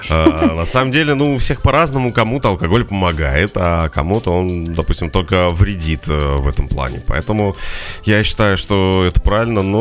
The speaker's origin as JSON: {"language": "Russian", "region": "Moscow", "country": "Russia", "said": "Нет, я из Москвы."}